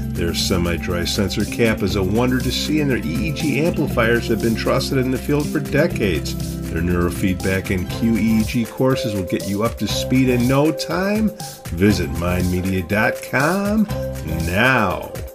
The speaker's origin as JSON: {"language": "English", "town": "Chicago", "region": "Illinois", "country": "United States", "accent": "Chicago", "said": "I'm from Chicago, inner city, and I got this dialect."}